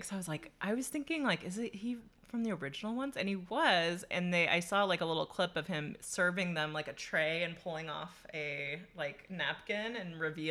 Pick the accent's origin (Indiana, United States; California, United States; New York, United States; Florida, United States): California, United States; I grew up in California